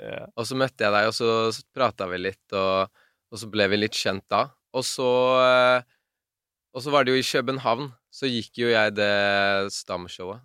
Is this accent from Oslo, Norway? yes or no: yes; Oslo, Norway; Jeg er fra Bislett.